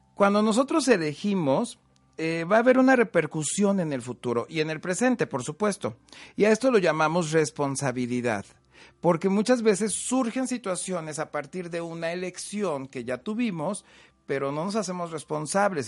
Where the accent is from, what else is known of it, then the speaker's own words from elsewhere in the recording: Huamantla, Tlaxcala, Mexico; yo soy de Huamantla, Tlaxcala